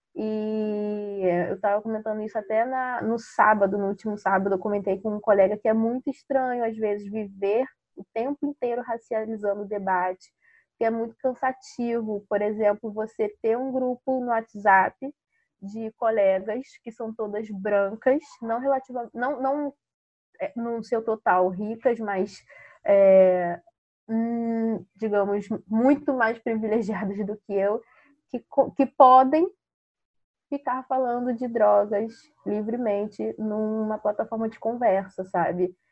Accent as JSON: {"language": "Portuguese", "area": "Baixada Fluminense", "region": "Rio de Janeiro", "country": "Brazil", "tie": "born or raised there", "moved": "yes", "said": "Eu era moradora da Baixada Fluminense, eu nasci na Baixada Fluminense e depois que eu me mudei para Cari"}